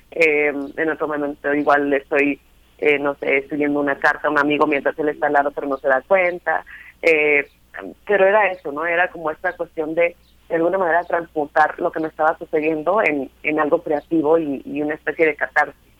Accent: Sonora, Mexico; soy sonorense

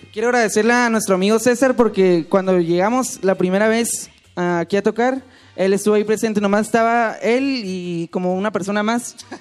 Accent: Tijuana, Baja California, Mexico; Somos de Tijuana

